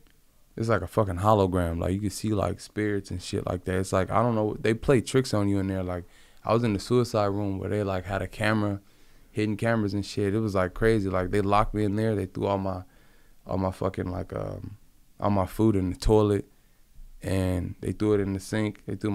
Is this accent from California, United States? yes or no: yes; Compton, California, United States; He's from the same area that I grew up in Compton.